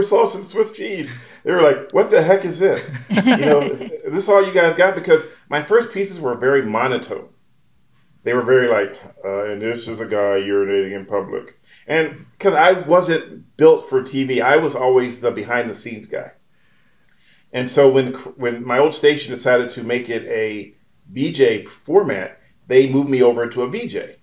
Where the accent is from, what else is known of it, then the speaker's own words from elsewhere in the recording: Camden, New Jersey, United States; also born or lived in Philadelphia, Pennsylvania; now in Bay Area, United States; I grew up in Camden, which was listed the most dangerous city in the country 10 years in a row.